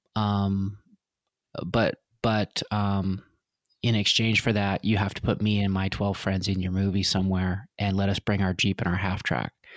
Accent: Vancouver, British Columbia, Canada; I grew up in Vancouver

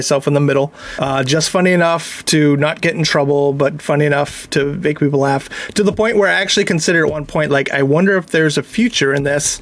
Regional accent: Plympton, Massachusetts, United States; also born or lived in Boston; I grew up in Plimpton, which, if you don't know, is the hometown of Deborah Sampson

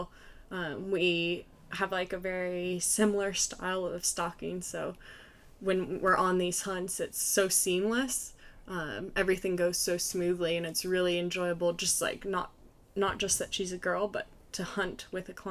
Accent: Melbourne, Florida, United States; moved away as an adult; now in New Zealand; being a Florida girl from like the Melbourne, Cocoa Beach area

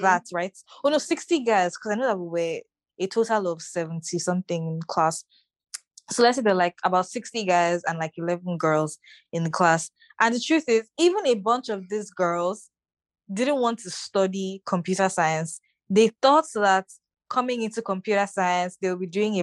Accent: Lagos, Nigeria; was born in Lagos. I grew up in Lagos and I'm still in Lagos.

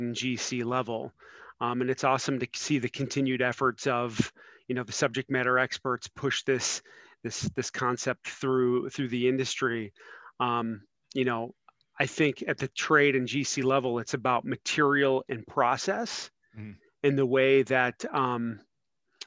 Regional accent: Cleveland, Ohio, United States; moved away as an adult; now in Cincinnati, United States; I'm originally from Northeast Ohio and Cleveland

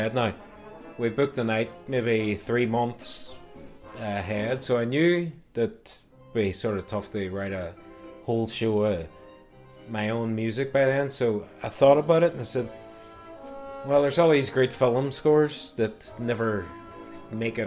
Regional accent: Derry, Northern Ireland, United Kingdom; moved away as an adult; now in United States; where I grew up in Craigan, largely sort of Catholic area

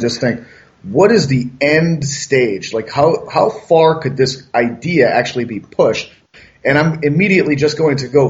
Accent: Massachusetts, United States; moved away; I'm originally from Massachusetts

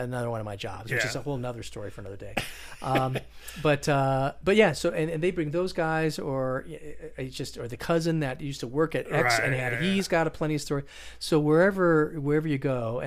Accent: Las Vegas, Nevada, United States; growing up in Las Vegas

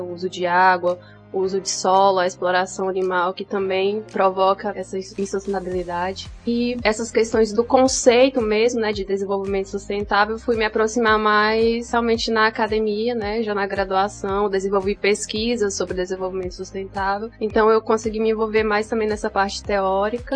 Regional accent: São Raimundo Nonato, Piauí, Brazil; also born or lived in Brasília; Eu nasci em Brasília. E com 10 anos de idade eu voltei para São Raimundo

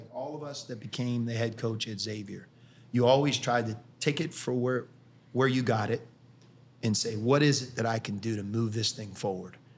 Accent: Pittsburgh, Pennsylvania, United States; moved away as an adult; now in Cincinnati, United States; I grew up in Pittsburgh

